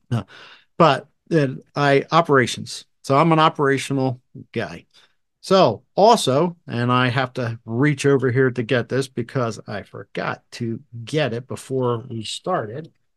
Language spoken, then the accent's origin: English; New Jersey, United States; I was born and raised in New Jersey.